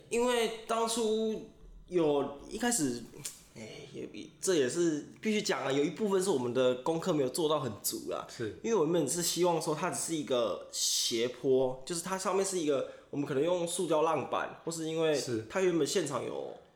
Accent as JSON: {"language": "Chinese", "region": "Taichung", "country": "Taiwan", "said": "我们是台中人"}